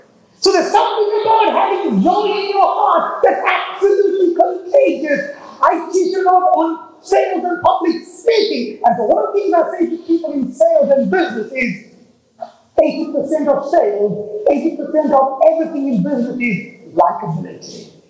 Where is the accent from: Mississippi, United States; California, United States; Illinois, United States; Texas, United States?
Texas, United States; So I'm from Texas, actually. I mean, I look it, but I'm actually from Texas.